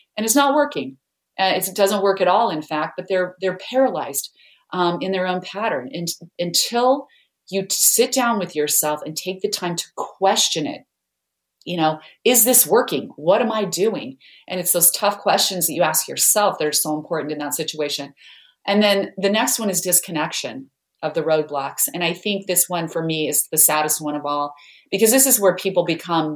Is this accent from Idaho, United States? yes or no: yes; Idaho, United States; I grew up in Idaho where there are lots of potatoes, but no mangoes